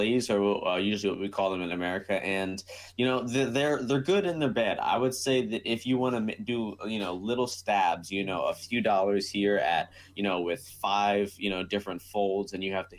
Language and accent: English; United States; I am American